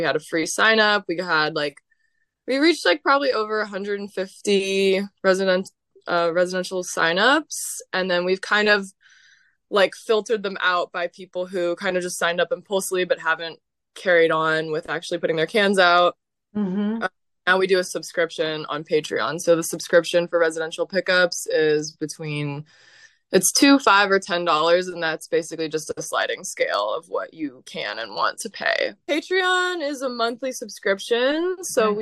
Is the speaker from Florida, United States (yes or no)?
no; San Diego, California, United States; moved away as an adult; also born or lived in San Francisco; now in New Orleans, United States; I grew up in San Diego, California.